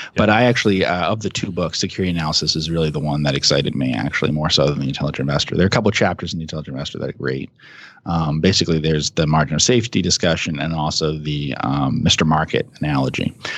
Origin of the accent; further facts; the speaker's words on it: New Jersey, United States; I grew up in New Jersey